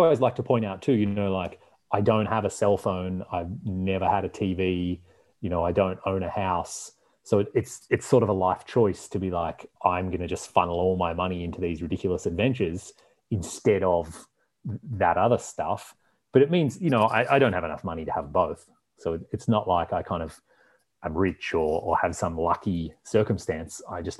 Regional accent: Canada; I am their window into, like, where are you from? What's Canada like? Tell us a story about where you come from.

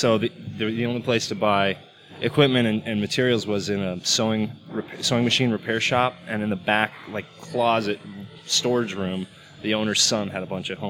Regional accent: Santa Cruz, California, United States; moved away as an adult; also born or lived in Chicago / San Francisco; now in Doral, United States; I'm originally from San Francisco area, Santa Cruz, but I lived in San Francisco for most of my 20s.

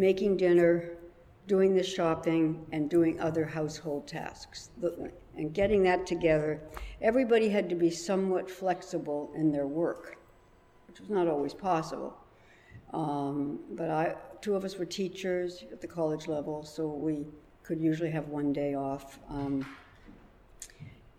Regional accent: Canada; moved away as an adult; also born or lived in London, United Kingdom / New York, United States; now in Brooklyn, United States; I was brought to Canada. I was raised in Canada

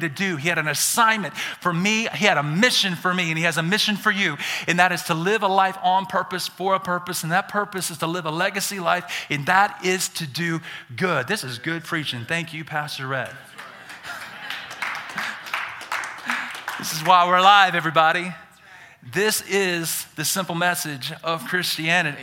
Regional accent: Birmingham, Alabama, United States; accent: Southern; now in Idaho, United States; I'm born and raised in Birmingham, Alabama. I'm a Southerner. I got some accent.

